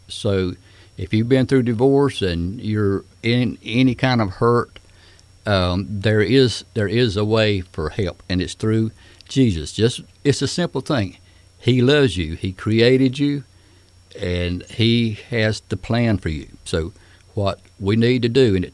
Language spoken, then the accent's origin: English; Smithfield, United States; I grew up around Smithfield